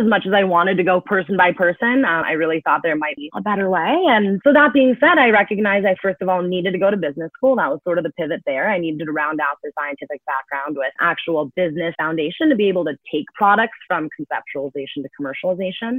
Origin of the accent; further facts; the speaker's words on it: Bay Area, California, United States; moved away as an adult; now in New York, United States; I'm originally from the Bay Area